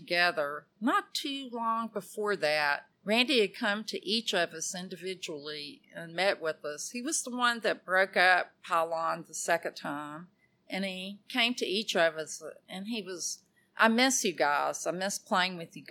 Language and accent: English; Athens, Georgia, United States; my hometown of Athens